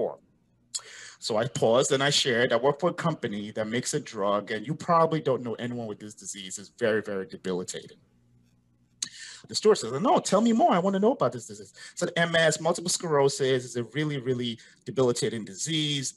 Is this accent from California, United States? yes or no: no; New Jersey, United States; moved away; also born or lived in West Africa / Europe; Born in West Africa, grew up in the States, in New Jersey, to be specific.